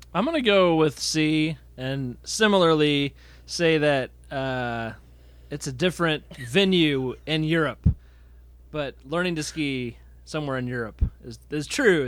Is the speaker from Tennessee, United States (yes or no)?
yes; Nashville, Tennessee, United States; now in Texas, United States; I'm from Nashville originally, and I now live in Texas